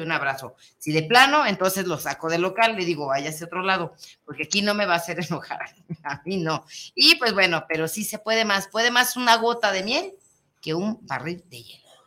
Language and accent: Spanish; Mexico; es que somos mexicanos